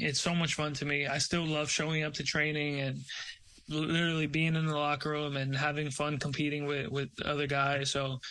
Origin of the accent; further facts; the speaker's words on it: Brazil; born there; Because I was born in Brazil. I watched the Brazilian leagues.